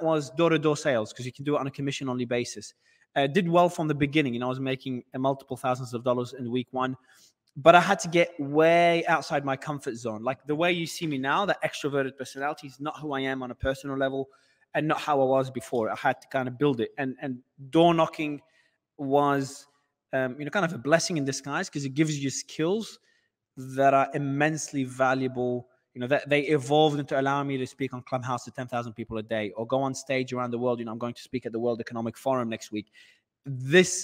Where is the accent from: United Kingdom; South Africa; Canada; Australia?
Australia; moved away as an adult; also born or lived in Lebanon; now in Dubai, United Arab Emirates; I was born in Lebanon. I migrated to Australia as a kid back in primary school. So I've lived in Australia all my life